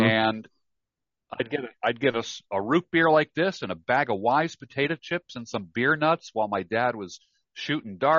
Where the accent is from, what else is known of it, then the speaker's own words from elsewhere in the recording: New York, United States; I grew up in New York.